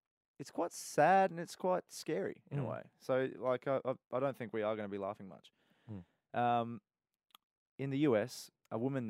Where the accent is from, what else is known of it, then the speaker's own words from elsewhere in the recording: Brisbane, Queensland, Australia; now in Melbourne, Australia; I also grew up in Brisbane during an era where the Wallabies were giant killers.